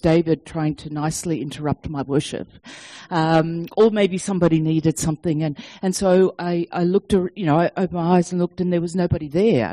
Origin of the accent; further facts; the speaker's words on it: Sydney, New South Wales, Australia; moved away as an adult; now in Denver, United States; our accent doesn't sound like American. So, we, yes, we are from Sydney, Australia, but we are now living in Colorado and Denver